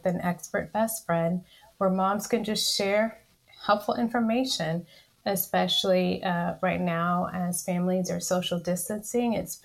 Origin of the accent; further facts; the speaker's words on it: College Station, Texas, United States; also born or lived in Spring, Texas; I initially practiced in my hometown of College Station, Texas